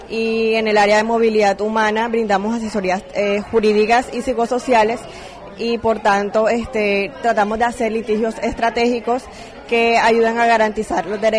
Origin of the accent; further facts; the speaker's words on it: Colombia; Yo soy colombiana.